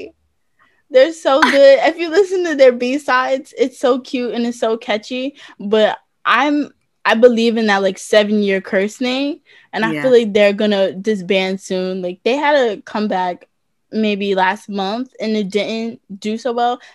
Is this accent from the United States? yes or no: yes; United States